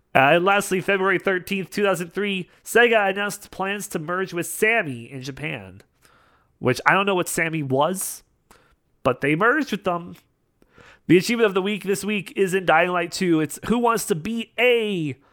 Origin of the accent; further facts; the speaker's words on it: Canada; I'm Canadian